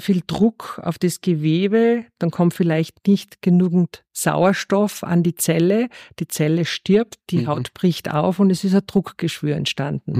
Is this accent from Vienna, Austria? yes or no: no; Rohrmoos, Styria, Austria; moved away; Aufgewachsen bin ich in der Steiermark im Rohrmoos, direkt neben der Skipiste.